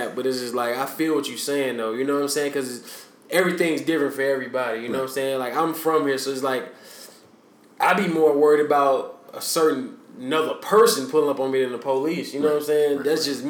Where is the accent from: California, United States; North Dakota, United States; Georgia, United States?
Georgia, United States; DeKalb County; I grew up in DeKalb County, where they got the highest concentration of, like, wealthy black people in the country, and then they got the most violent square mile in the state of Georgia in the same county.